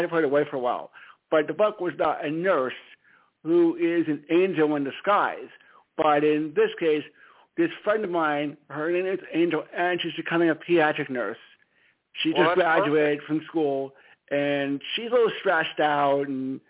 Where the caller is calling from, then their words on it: Stamford, Connecticut, United States; Stamford, Connecticut.